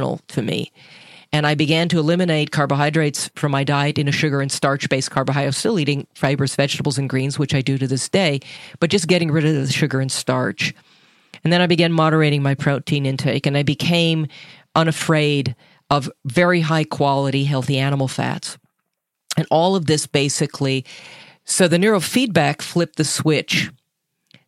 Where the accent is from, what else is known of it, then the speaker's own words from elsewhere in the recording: Minnesota, United States; I'm from Minnesota